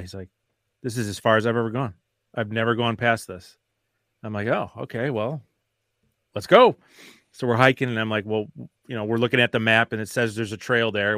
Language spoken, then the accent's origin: English; Wisconsin, United States; I'm from Wisconsin